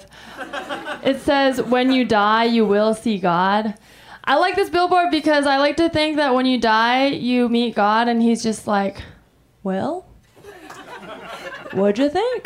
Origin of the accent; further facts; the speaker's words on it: Taiwan; I'm from Taiwan